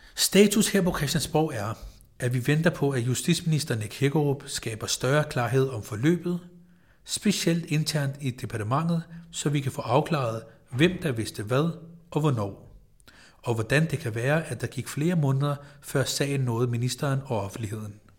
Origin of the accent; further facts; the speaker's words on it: Copenhagen, Capital Region of Denmark, Denmark; jeg er født på Rigshospitalet, at jeg har gået i dansk folkeskole